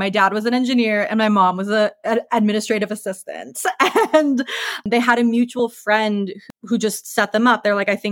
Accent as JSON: {"language": "English", "region": "Minnesota", "country": "United States", "tie": "born or raised there", "also_born_or_lived": "Long Beach, California, United States", "moved": "as an adult", "lives_now": "Azusa, United States", "said": "my dad is from the east side of St. Paul in Minnesota, which is in the Midwest"}